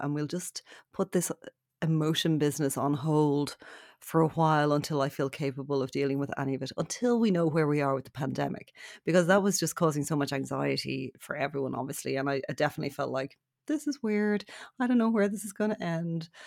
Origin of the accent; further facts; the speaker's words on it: Ballybrack, County Dublin, Ireland; we uh, were raised in Ballybrack, which is a few kilometres away.